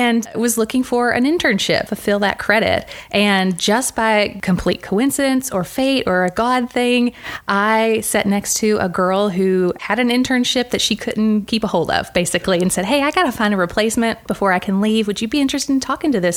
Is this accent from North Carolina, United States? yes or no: no; Cookeville, Tennessee, United States; also born or lived in Nashville; I am a hometown girl. I grew up here in Cookeville